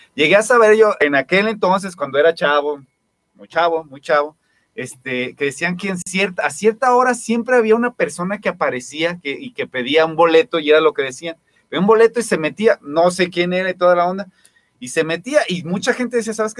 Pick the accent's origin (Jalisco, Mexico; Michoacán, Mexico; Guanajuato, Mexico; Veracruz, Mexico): Jalisco, Mexico; Guadalajara; yo soy de, aquí de Santa Teresa